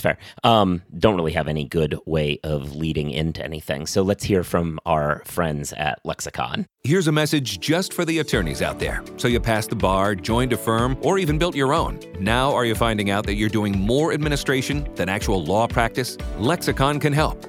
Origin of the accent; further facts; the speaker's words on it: Oregon, United States; moved away; I'm actually originally from Oregon